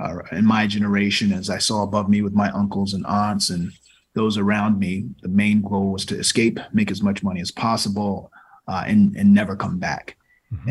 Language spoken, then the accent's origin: English; Norfolk, Virginia, United States; moved away; I'm from Norfolk, Virginia. I grew up in a household